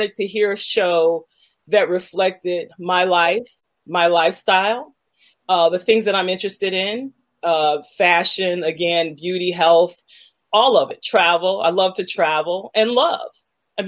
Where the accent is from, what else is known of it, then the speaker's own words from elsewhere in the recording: United States; as an African growing up in America